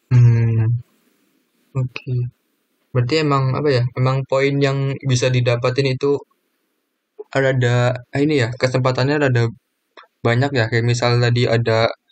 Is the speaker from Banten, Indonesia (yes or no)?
no; Kebumen, Central Java, Indonesia; asal saya itu dari Kebumen